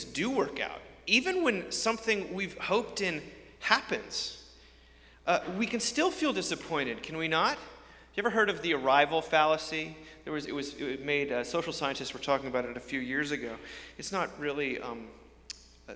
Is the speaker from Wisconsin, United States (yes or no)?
no; outside New York, United States; I grew up outside New York amongst a group of people that were rooting for the winners